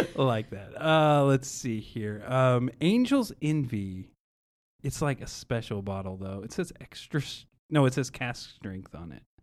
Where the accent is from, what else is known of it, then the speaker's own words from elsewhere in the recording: Bardstown, Kentucky, United States; I grew up in Bardstown